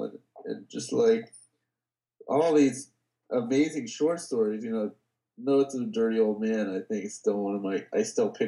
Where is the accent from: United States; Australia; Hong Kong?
United States; Bay Area, California; I grew up in the Bay Area